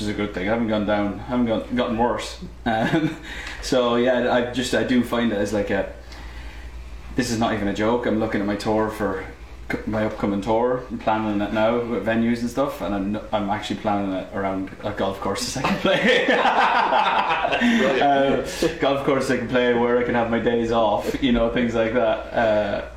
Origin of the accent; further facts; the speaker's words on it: Ireland; being Irish. I mean, just growing up in the island